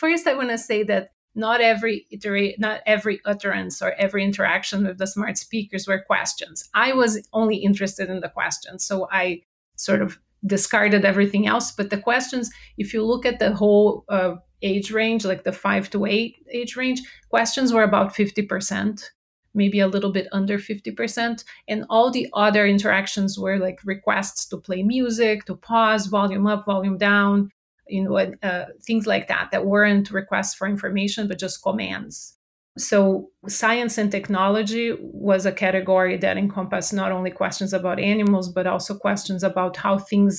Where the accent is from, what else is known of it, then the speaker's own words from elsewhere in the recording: Brazil; English is a second language; moved away as an adult; now in United States; I'm originally from Brazil, so if you detect an accent, that's where it's from